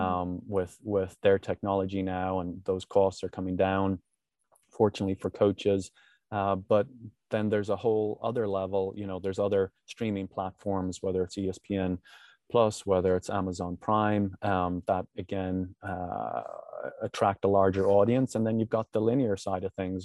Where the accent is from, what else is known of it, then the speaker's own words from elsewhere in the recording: Ireland; moved away; When I grew up in Ireland